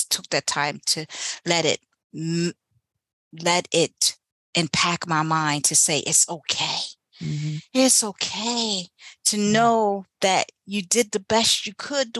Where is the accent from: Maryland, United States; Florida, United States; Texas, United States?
Maryland, United States; Eastern Shore; moved away as an adult; also born or lived in Baltimore, Maryland; I went from the little city that I was in to Baltimore, Maryland, left my hometown, my Eastern Shore